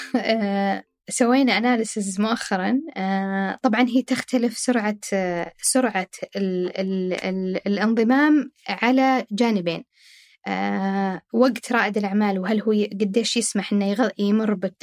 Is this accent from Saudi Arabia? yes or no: yes; Saudi Arabia; عندنا في السعوديه